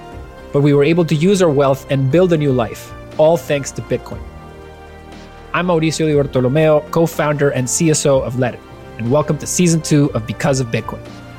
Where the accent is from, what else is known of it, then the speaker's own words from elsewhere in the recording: Venezuela; moved away; I grew up in Venezuela, where I saw authoritarianism and hyperinflation destroy what we call home.